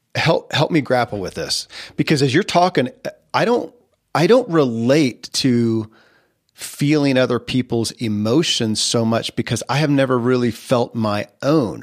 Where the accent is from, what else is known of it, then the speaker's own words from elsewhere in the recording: Kentucky, United States; I grew up in Kentucky